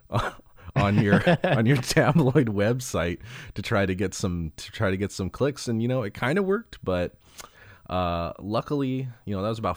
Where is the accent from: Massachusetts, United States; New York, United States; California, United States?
California, United States; born and raised in Southern California, so that just kind of comes out naturally.